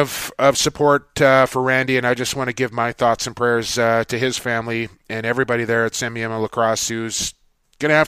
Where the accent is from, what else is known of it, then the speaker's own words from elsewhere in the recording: Port Coquitlam, British Columbia, Canada; right here in my hometown of Port Coquitlam. Where I reside now in Port Coquitlam